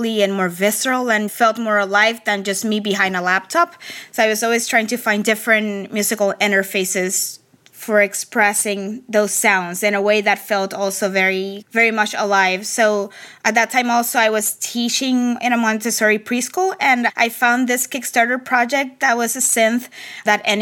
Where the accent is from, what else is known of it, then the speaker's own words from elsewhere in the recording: Carolina, Puerto Rico; moved away; I grew up in Carolina, which is like the kind of the center of reggaeton